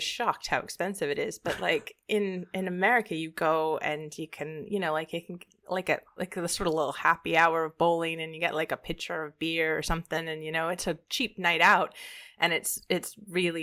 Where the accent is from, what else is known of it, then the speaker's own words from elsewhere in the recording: United States; as an American